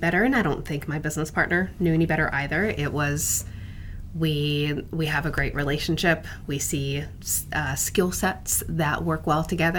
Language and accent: English; Virginia, United States; I am an Army brat, so I grew up on military bases throughout the country. But we settled in Northern Virginia, and once my dad retired and we settled up here, just never felt the need to leave.